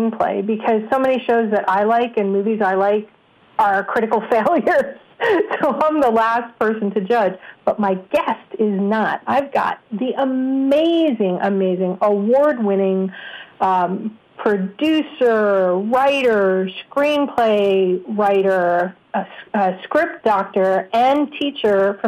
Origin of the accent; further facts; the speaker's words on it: New York, United States; I'm a New Yorker